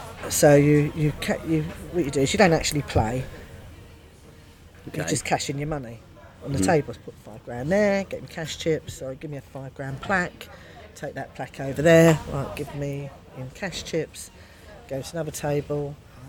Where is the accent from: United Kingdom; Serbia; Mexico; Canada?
United Kingdom; London; accent: Cockney; But the managers and the pit bosses were all Cockneys, all from the East End. So I'm a Cockney